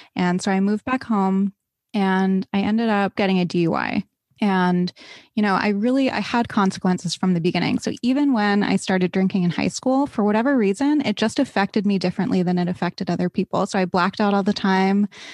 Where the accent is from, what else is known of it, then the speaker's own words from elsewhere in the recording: East Coast, United States; I grew up on the East Coast.